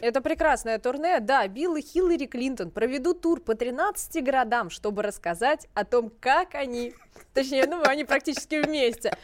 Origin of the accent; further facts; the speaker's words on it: Russia; мы, вот, из России